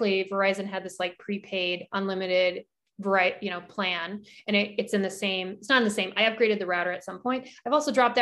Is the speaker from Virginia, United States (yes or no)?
no; Alaska, United States; moved away; I grew up in Alaska